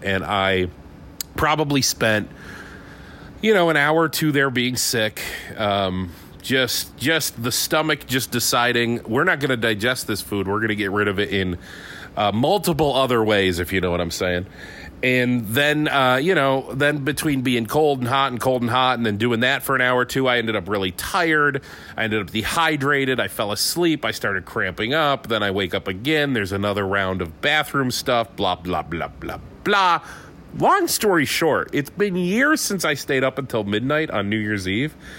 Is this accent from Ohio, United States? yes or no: yes; Conneaut, Ohio, United States; moved away; also born or lived in Pittsford, New York; Conneaut, Ohio, my hometown